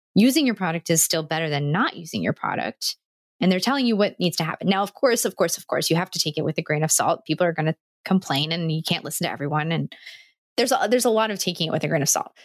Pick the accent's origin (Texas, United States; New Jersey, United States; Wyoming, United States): New Jersey, United States; I'm from New Jersey, which is a part of the United States